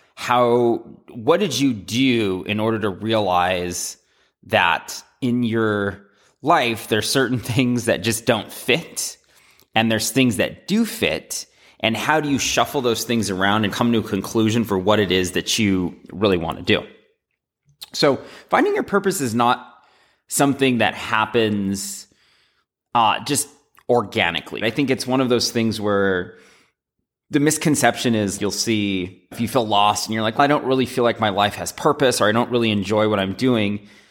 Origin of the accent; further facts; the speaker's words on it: United States; Growing up in America